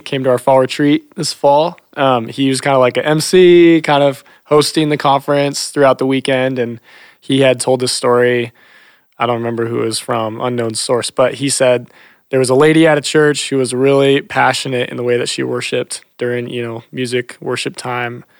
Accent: Ankeny, Iowa, United States; I grew up in Ankeny

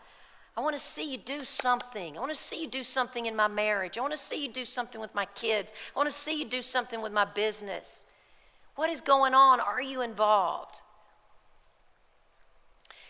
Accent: Kentucky, United States; we're from Kentucky

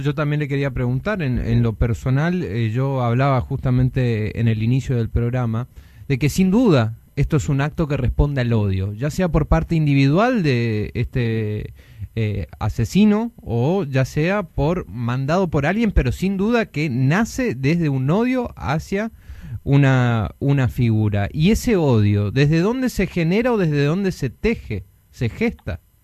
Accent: Argentina; como argentinos

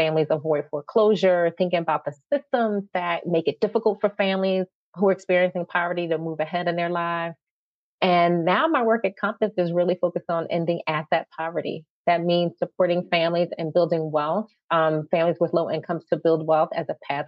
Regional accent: Philadelphia, Pennsylvania, United States; moved away as an adult; So I am a North Philly girl, born and raised, although I have spent time in other parts of our fair country and also other parts of the world. But Philly is my home, and I've come back here, and I never let go of my accent

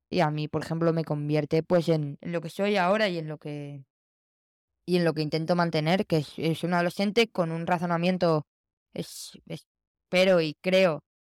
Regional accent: Barcelona, Catalonia, Spain; eh, soy de Barcelona

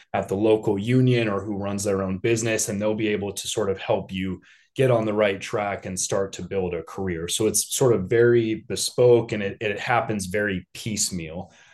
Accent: Denver, Colorado, United States; now in Chicago, United States; I was born and raised in Denver.

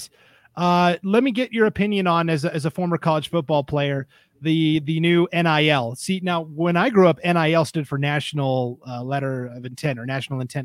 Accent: Montana, United States; moved away; I'm a transplant. I'm from Montana originally.

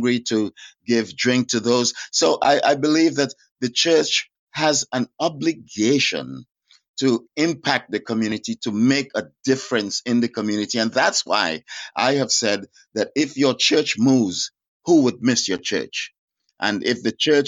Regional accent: Dallas, Texas, United States; I grew up in Youth for Christ and Dallas

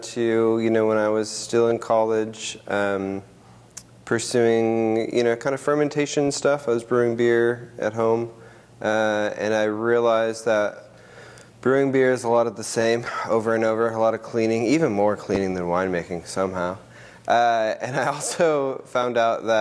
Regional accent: Minnesota, United States; moved away as an adult; now in Oregon, United States; I grew up in Minnesota, up in the North Burbs

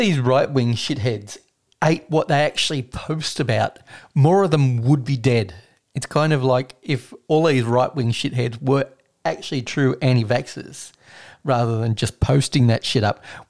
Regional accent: Maffra, Victoria, Australia; my hometown cheese.

